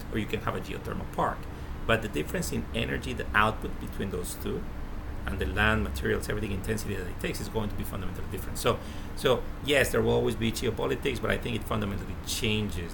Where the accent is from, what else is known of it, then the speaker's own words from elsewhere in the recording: Colombia; I'm from Colombia. Colombia has a lot of oil. We don't have a single refinery